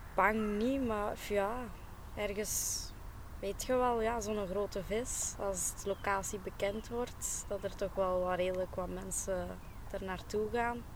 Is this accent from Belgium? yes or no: yes; Aalst, Flanders, Belgium; ik ben oorspronkelijk van Aalst.